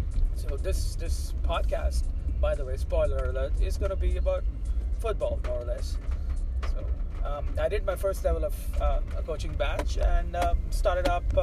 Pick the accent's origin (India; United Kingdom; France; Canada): India; Mumbai, Maharashtra; I'm from Mumbai, India